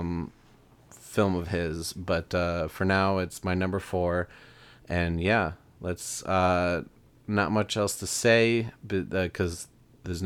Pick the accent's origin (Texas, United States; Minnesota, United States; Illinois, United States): Illinois, United States; Chicago; we're from Chicago